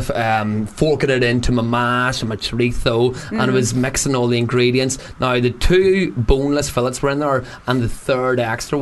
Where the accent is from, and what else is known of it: Newcastle, North East England, United Kingdom; born or raised there